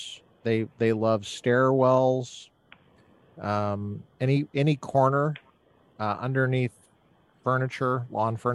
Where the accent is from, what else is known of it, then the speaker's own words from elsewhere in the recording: Colorado, United States; now in Southern California, United States; I grew up in Colorado